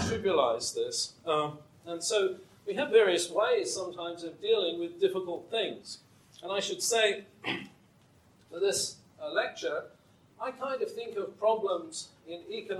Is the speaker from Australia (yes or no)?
no; England, United Kingdom; when I was growing up in England